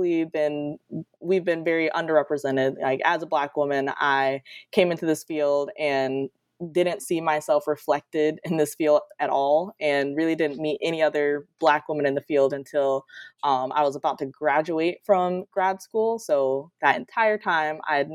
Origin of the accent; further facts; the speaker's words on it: Detroit, Michigan, United States; moved away as an adult; now in Florida, United States; I'm originally from Detroit, Michigan, actually, and grew up accessing the ocean through books and things like that. So I moved to Florida for my undergrad, and I've been in Florida ever since